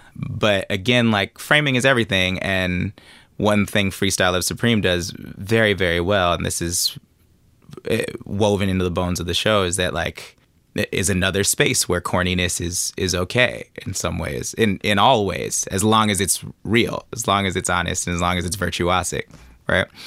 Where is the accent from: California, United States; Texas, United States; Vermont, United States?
California, United States; Oakland; growing up in Oakland